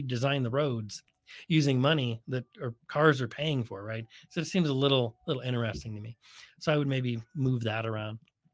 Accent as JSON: {"language": "English", "area": "Bay Area", "region": "California", "country": "United States", "tie": "born or raised there", "also_born_or_lived": "Nevada / Colorado", "moved": "as an adult", "lives_now": "San Diego, United States", "said": "growing up in the Bay Area"}